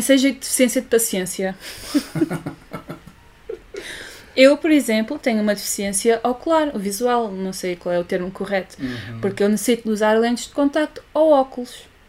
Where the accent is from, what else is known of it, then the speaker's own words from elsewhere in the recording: Olhão, Algarve, Portugal; accent: Olhão; nós somos de Olhão